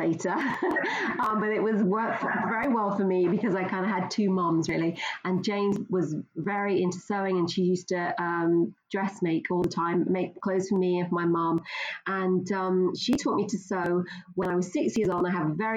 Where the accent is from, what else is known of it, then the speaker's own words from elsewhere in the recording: London, United Kingdom; moved away as an adult; also born or lived in Scottish Borders; now in Linlithgow, United Kingdom; Originally, I'm from London, so I don't have a lovely Scottish accent. I moved here about 30 years ago